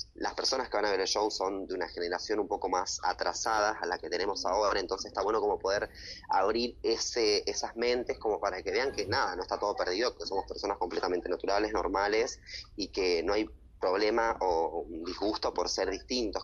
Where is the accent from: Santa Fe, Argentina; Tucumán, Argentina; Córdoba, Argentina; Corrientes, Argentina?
Tucumán, Argentina; moved away as an adult; now in Buenos Aires, Argentina; mis raíces que son de Tucumán, que es la gente que me apoya, que está siempre y es de donde yo soy